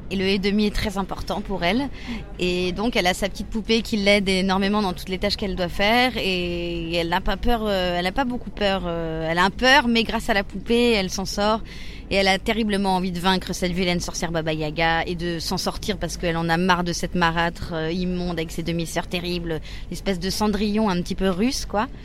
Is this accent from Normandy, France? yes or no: no; Cosne-Cours-sur-Loire, Bourgogne-Franche-Comté, France; En Bourgogne, dans la Nièvre, près de Sancerre. Mais Sancerre, c'est dans le centre. Mais à Cône-sur-Loire, voilà.